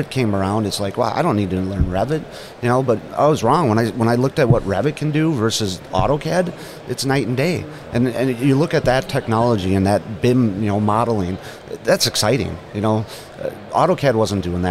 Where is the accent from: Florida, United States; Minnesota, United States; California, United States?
Minnesota, United States; I come from Minnesota